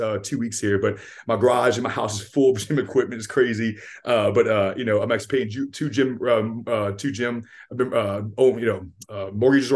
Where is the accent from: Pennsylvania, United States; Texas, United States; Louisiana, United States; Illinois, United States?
Louisiana, United States; Lafayette; also born or lived in Youngsville, Louisiana; I'm from Lafayette, Louisiana. I live here in Youngsville, Louisiana